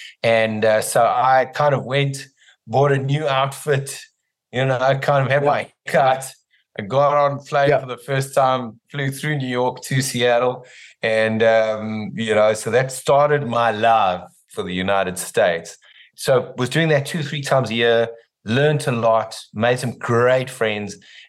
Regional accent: South Africa; In South Africa.

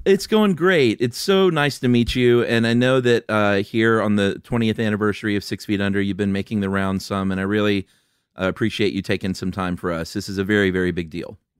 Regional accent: Atlanta, Georgia, United States; moved away as an adult; also born or lived in Los Angeles; moved back to Atlanta to my original hometown together

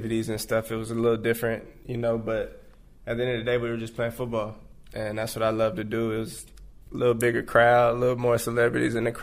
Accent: San Antonio, Texas, United States; I'm from Texas. I'm from San Antonio

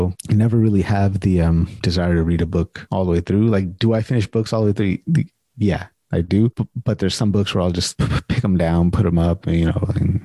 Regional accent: United States; moved away as an adult; now in Canada; I'm born and raised in the States

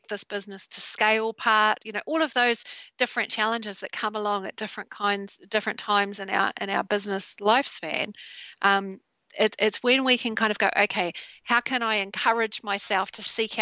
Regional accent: New Zealand; in New Zealand, in my home country.

